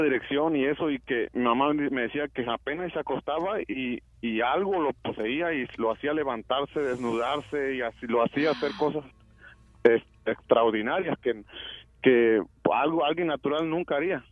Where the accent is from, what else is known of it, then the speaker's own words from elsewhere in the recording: Oaxaca, Mexico; nosotros somos de Oaxaca